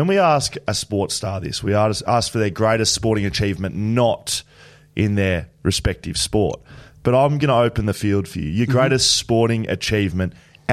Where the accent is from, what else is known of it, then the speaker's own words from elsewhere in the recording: Victoria, Australia; I'm a Victorian.